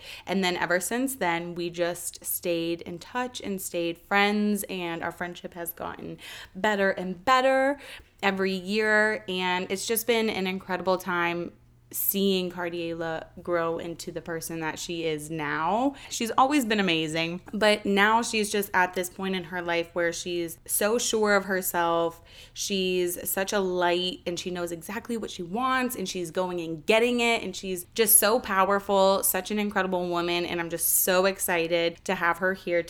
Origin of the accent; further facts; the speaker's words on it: the South, United States; as a kid growing up in the South